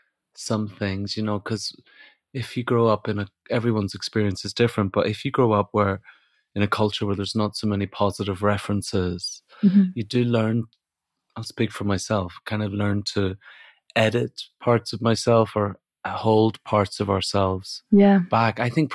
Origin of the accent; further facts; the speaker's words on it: Ireland; now in England, United Kingdom; I did have a slight indication when I moved from Ireland to England.